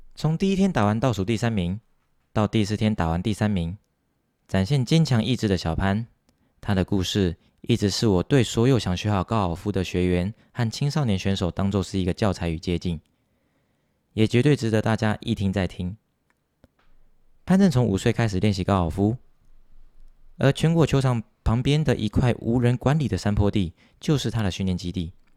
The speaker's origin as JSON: {"language": "Chinese", "country": "Taiwan", "said": "我是台湾人，我感到很骄傲"}